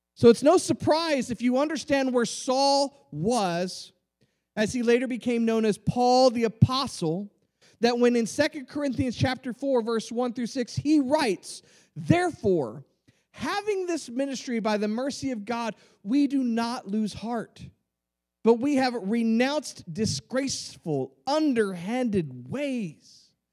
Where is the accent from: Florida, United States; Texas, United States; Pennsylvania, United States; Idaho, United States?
Texas, United States; Rio Grande Valley; I grew up in the in the Rio Grande Valley.